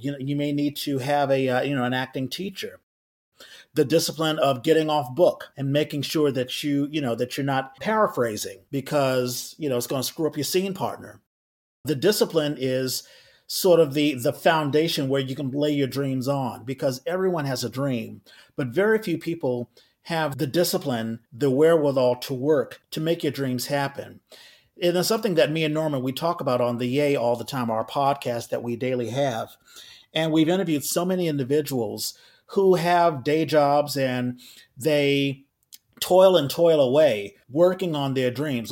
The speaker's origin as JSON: {"language": "English", "town": "Washington", "region": "District of Columbia", "country": "United States", "also_born_or_lived": "New York City", "moved": "as an adult", "lives_now": "San Francisco Bay Area, United States", "said": "I live in the Bay Area, but I'm originally from Washington D.C."}